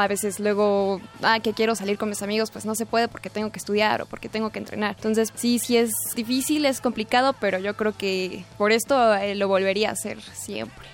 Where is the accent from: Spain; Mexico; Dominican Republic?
Mexico; Mexico City; Yo nací en la Ciudad de México el 10 de julio de 1996